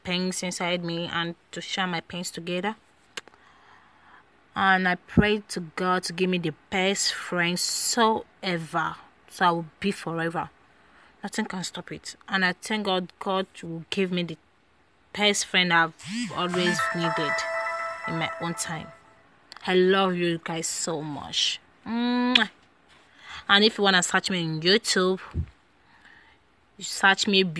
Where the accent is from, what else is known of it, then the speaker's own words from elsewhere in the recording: Nigeria; now in Europe; I'm from Nigeria